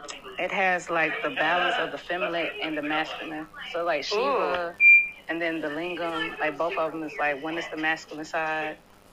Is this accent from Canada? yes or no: no; Henderson, United States; I'm very fortunate to still live in, you know, my hometown.